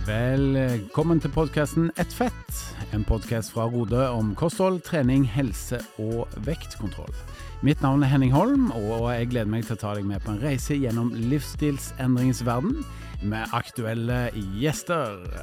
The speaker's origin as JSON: {"language": "Norwegian", "town": "Stavanger", "region": "Rogaland", "country": "Norway", "moved": "yes", "said": "når jeg er hjemme i Stavanger"}